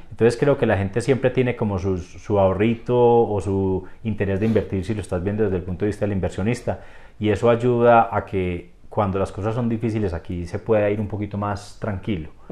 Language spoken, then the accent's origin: Spanish; Rionegro, Antioquia, Colombia; yo soy de Río Negro